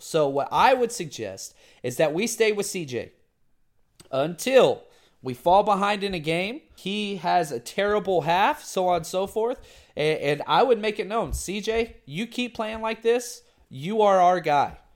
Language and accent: English; Dallas, Texas, United States; I'm from the Dallas area